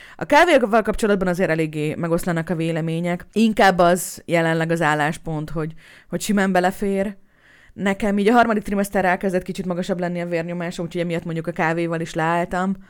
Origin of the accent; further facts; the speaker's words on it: Hungary; egy kerülettel odébb fogok szülni, mint ahol amúgy én születtem meg